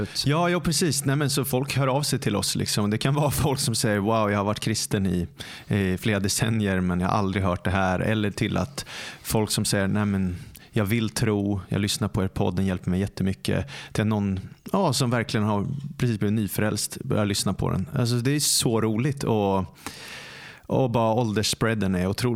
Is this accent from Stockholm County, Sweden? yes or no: yes; Stockholm, Stockholm County, Sweden; jag är born and raised i Stockholm